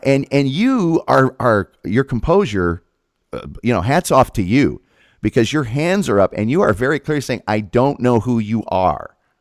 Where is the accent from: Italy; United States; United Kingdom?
United States; Hamilton County, Indiana; I grew up in Hamilton County